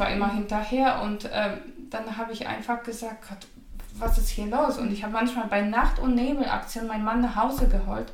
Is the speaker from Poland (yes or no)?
yes; Poland; German is a second language; moved away as an adult; now in Germany